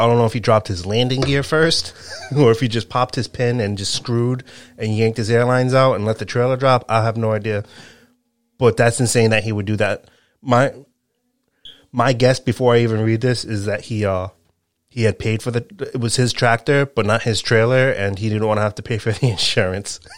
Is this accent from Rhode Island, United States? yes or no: yes; Rhode Island, United States; also born or lived in Connecticut; I live in Rhode Island. I've lived in Rhode Island my whole life.